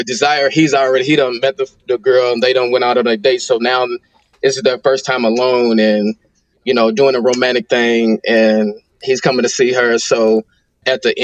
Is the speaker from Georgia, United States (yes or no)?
no; Glasgow, Kentucky, United States; also born or lived in Louisville, Kentucky; Grew up in Glasgow, but I'm from Louisville, Kentucky.